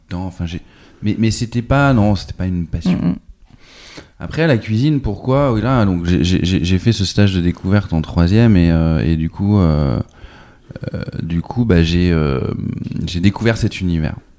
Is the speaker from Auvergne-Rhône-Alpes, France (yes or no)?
no; Nantes, Pays de la Loire, France; also born or lived in New York / London; je suis né à Nantes en 78